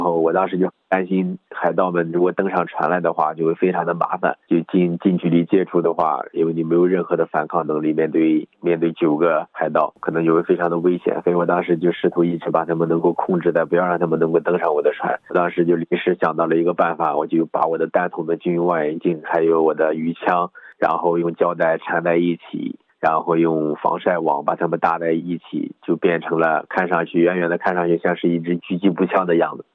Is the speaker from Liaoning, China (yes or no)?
no; Shandong, China; moved away as an adult; also born or lived in Hainan; now in France; 因为我是出生在一个山里的孩子